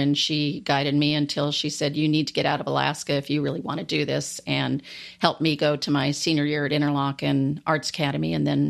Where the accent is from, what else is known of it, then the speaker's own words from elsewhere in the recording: Landstuhl, Rhineland-Palatinate, Germany; born there; I was born actually in Landstuhl, Germany, which is by Ramstein Air Force Base.